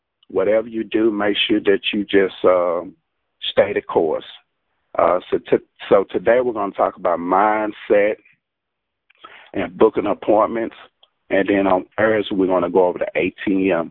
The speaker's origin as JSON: {"language": "English", "town": "Jackson", "region": "Mississippi", "country": "United States", "said": "I am from Jackson, Mississippi."}